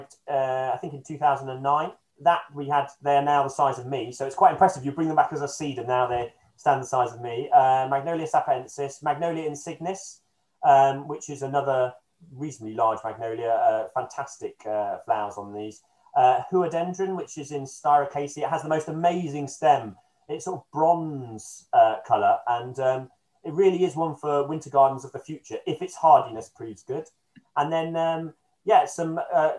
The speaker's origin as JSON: {"language": "English", "town": "Beeston", "region": "East Midlands", "country": "United Kingdom", "tie": "born or raised there", "moved": "yes", "said": "I come from Nottingham originally, and it was done in a little town next to where I grew up in Beeston"}